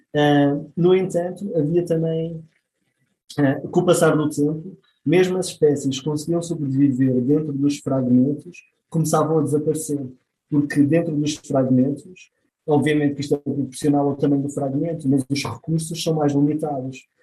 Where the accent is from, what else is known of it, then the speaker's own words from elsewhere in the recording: Madeira, Portugal; eu sou da Madeira